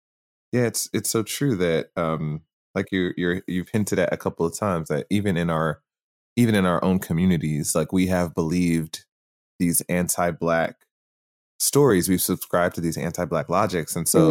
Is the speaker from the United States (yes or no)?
yes; United States; I was born in America